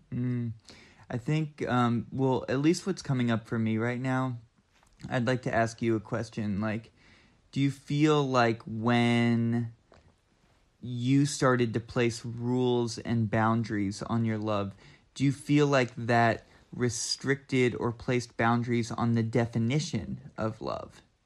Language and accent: English; Southeastern Kentucky, United States; moved away as an adult; also born or lived in Boston / Oakland, California; now in Asheville, United States; I'm from Southeastern Kentucky